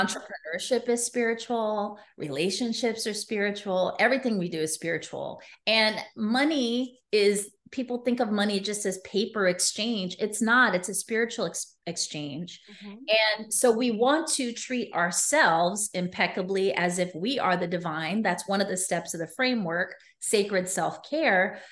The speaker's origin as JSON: {"language": "English", "town": "New York City", "region": "New York", "country": "United States", "tie": "born or raised there", "also_born_or_lived": "Las Vegas, Nevada", "said": "I was raised in New York City"}